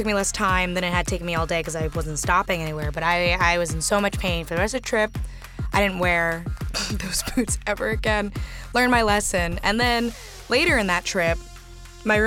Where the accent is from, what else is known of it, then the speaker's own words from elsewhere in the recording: Texas, United States; I grew up in Texas, like middle class, overprotective Latino family